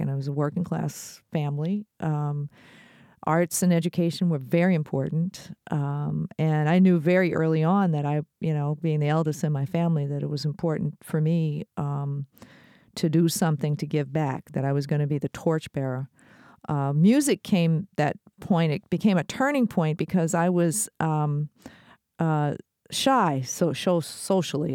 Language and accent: English; Detroit, Michigan, United States; I'm from Detroit, And I grew up in a time